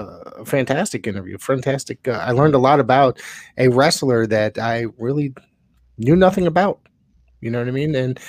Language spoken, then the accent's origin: English; Connecticut, United States; I'm from Connecticut. I grew up watching wrestling from Texas on ESPN every day with World Class, you know?